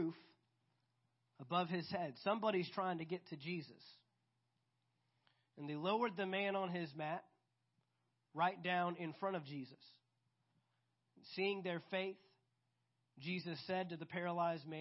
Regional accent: United States; I'm proud to be an American

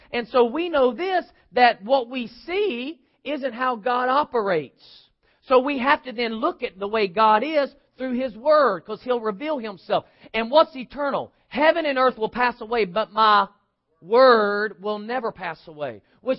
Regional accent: United States; I am an American. Why? Because I was born here. I didn't immigrate here, and I didn't have to buy my immigration so that I could become a citizen. I didn't buy that. I am by legal birth.

